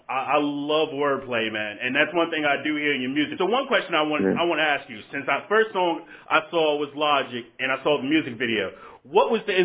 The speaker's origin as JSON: {"language": "English", "town": "Augusta", "region": "Georgia", "country": "United States", "tie": "born or raised there", "said": "You're actually from my hometown, Augusta."}